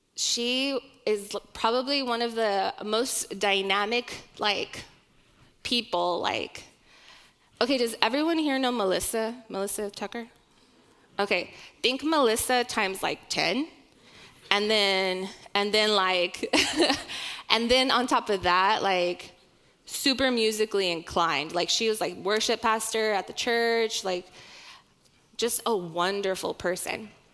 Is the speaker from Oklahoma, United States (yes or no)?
yes; Oklahoma, United States; my youngest sister and I were born and raised in Oklahoma.